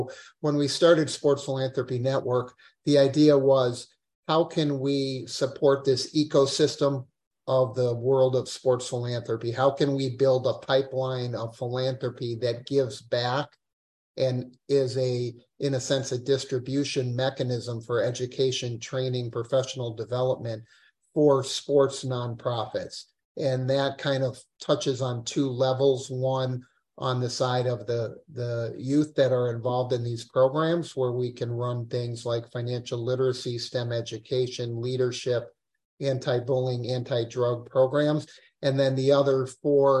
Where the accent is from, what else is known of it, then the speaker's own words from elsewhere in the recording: Madison, Wisconsin, United States; also born or lived in Israel; I was born in Israel and grew up in Madison